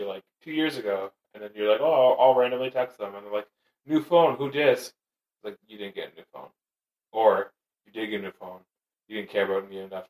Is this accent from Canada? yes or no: yes; Canada; Being Canadian